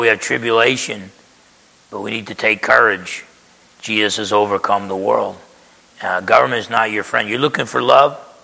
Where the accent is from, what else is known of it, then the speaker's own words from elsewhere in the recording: New Jersey, United States; when I grew up in Jersey